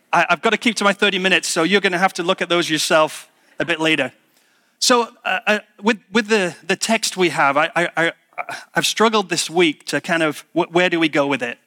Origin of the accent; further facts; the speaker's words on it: United Kingdom; being British